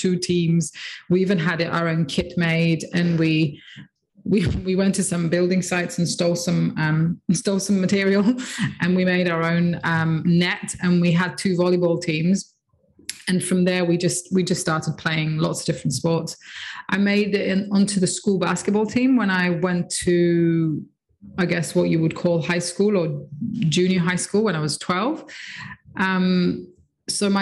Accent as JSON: {"language": "English", "town": "Nicosia", "region": "Nicosia District", "country": "Cyprus", "tie": "born or raised there", "said": "I grew up in Nicosia in Cyprus, so a small island in the Med."}